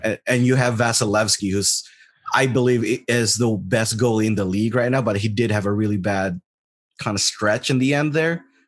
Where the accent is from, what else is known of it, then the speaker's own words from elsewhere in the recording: Las Vegas, Nevada, United States; I am from Las Vegas